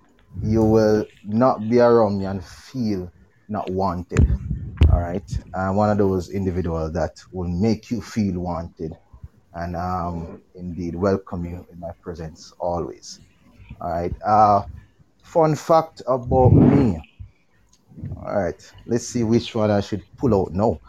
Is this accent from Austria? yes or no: no; Red Hills, Jamaica; I am from Red Hills.